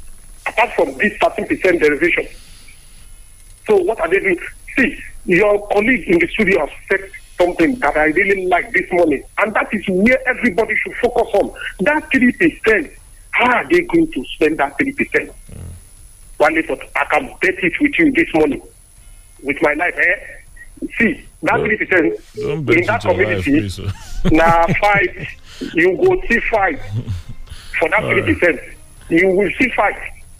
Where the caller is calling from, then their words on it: Abuja, Federal Capital Territory, Nigeria; I'm calling you from Abuja.